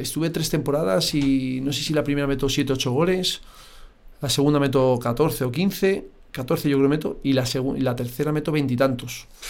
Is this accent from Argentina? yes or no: no; Madrid, Community of Madrid, Spain; Pero necesitaba ya mi Madrid. Necesitaba volver a Madrid.